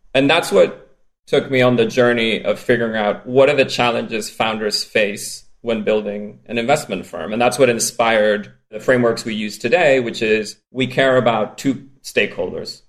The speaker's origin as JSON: {"language": "English", "country": "Spain", "tie": "born or raised there", "accent": "strange accent", "said": "I grew up in Spain"}